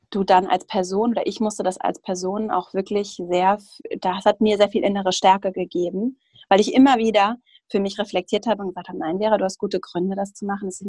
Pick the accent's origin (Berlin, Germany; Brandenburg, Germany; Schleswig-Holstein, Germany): Schleswig-Holstein, Germany; now in Hamburg, Germany; ich komme ursprünglich aus Schleswig-Holstein, aus so einer ländlichen Region